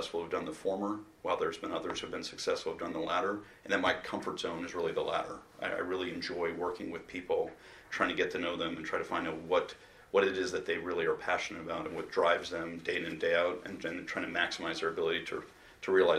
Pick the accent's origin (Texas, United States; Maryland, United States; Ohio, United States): Maryland, United States; Baltimore; I grew up in Memorial Stadium where the chant of Eddie was prevalent every time I went